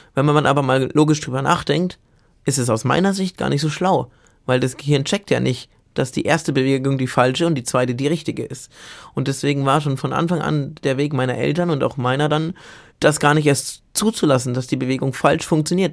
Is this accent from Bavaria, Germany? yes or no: yes; Bamberg, Bavaria, Germany; also born or lived in Munich; in meiner Heimatstadt Bamberg zufällig war mein Gymnasium neben der Uni